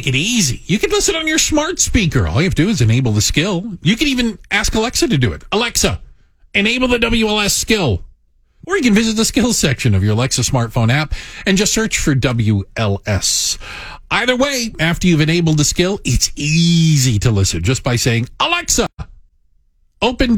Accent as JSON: {"language": "English", "town": "Tucson", "region": "Arizona", "country": "United States", "tie": "born or raised there", "said": "I grew up in Tucson, Arizona."}